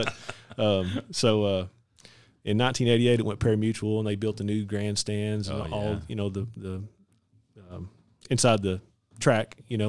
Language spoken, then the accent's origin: English; Fort Worth, Texas, United States; I was born and raised in North Texas, born in Fort Worth, lived all my life in Parker County.